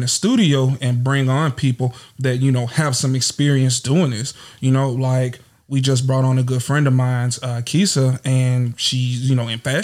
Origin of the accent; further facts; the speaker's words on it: Natchitoches, Louisiana, United States; moved away as an adult; now in Houston, United States; I'm from Natchitoches, Louisiana. It ain't pronounced the way you spell it, but I'm here, you know. But I live in Houston, Texas, and I've been there for going on 4 years now